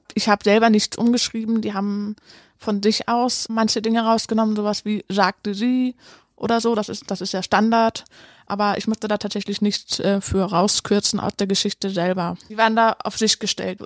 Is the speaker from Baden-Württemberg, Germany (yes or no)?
no; Cologne, North Rhine-Westphalia, Germany; moved away; Also ich bin ja in Köln tatsächlich aufgewachsen und meine Kindheit hat sich auch hier abgespielt